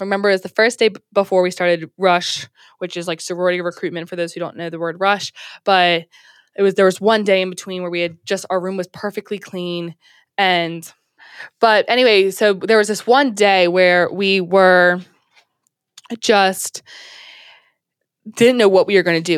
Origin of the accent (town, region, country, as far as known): Maryland, United States; moved away as an adult; also born or lived in Alabama